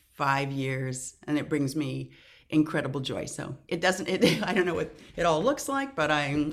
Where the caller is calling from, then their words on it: California, United States; I am in Southern California on a hazy morning.